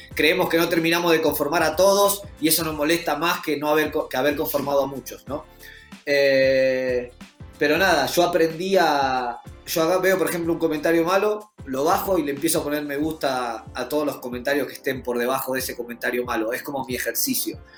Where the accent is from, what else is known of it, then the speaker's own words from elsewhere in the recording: Argentina; nos cruzamos a todos los otros argentinos